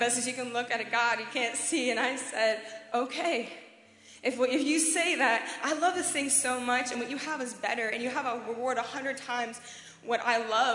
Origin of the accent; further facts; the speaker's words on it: Tennessee, United States; I'm from Tennessee in America